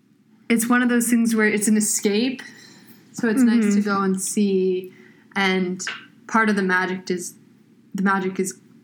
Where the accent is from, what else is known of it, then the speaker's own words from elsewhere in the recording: California, United States; I'm from California. I go to Georgetown. I am 20 years old.